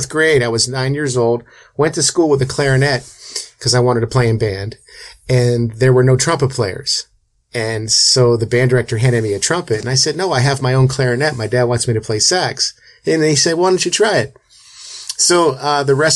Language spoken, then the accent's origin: English; Youngstown, Ohio, United States; now in Las Vegas, United States; I'm from Youngstown, Ohio originally